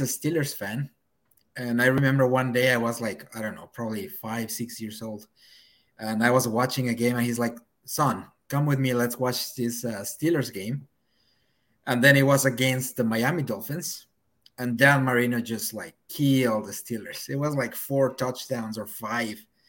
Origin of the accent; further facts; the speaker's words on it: Mexico City, Mexico; moved away as an adult; now in Vancouver, Canada; I'm actually from Mexico City